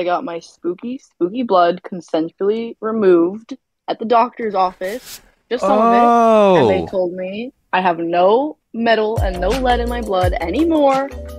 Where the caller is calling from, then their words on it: Santa Cruz, California, United States; I am calling from Santa Cruz, California.